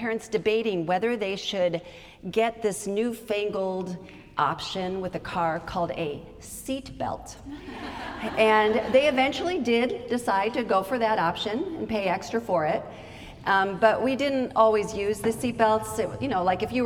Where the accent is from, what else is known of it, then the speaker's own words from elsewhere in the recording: Idaho, United States; I grew up in Idaho